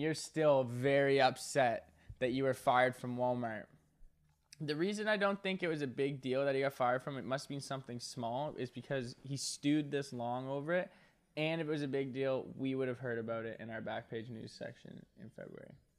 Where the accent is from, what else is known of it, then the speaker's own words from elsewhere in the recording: Nova Scotia, Canada; I'm from Nova Scotia